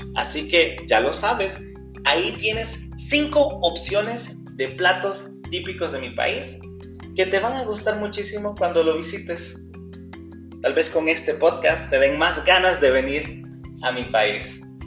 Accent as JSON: {"language": "Spanish", "country": "El Salvador", "said": "de El Salvador"}